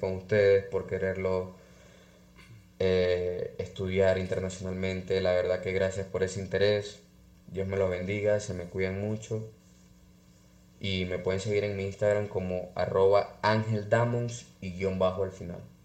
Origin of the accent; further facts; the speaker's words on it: Catatumbo, Lake Maracaibo, Zulia, Venezuela; sobre mi pueblo, sobre mi historia